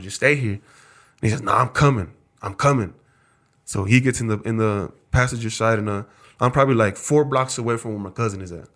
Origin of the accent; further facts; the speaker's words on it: South Texas, United States; also born or lived in Wisconsin; now in Idaho Falls, United States; I'm from South Texas